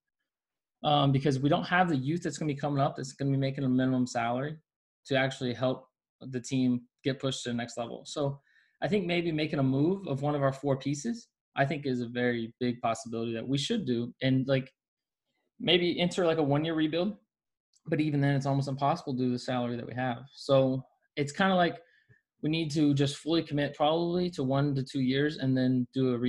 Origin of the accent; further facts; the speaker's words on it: Nashville, Tennessee, United States; now in San Diego, United States; I'm originally up from Nashville, Tennessee